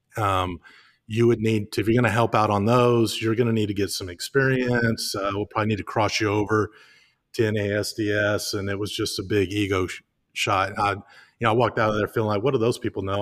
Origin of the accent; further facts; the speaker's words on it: Highland Lakes, Lake LBJ, Texas, United States; I grew up on the Highland Lakes all my life. My, my bed growing up as a child was literally fifty feet from the shores of Lake L B J